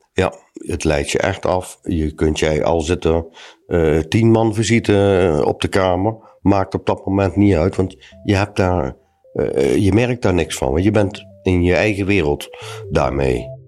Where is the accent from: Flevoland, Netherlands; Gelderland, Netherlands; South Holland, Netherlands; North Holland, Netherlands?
Gelderland, Netherlands; Huissen; ben 47 jaar en ik kom uit Hussen.